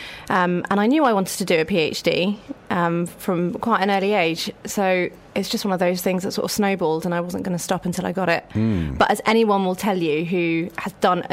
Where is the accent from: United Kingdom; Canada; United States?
United Kingdom; Bristol, South West England; Bristol, born and raised.